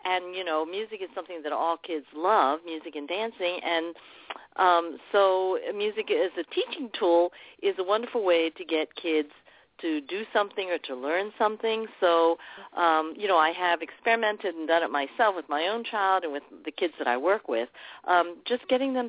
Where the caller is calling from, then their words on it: New York, United States; And we're from Long Island. We're calling in from Long Island.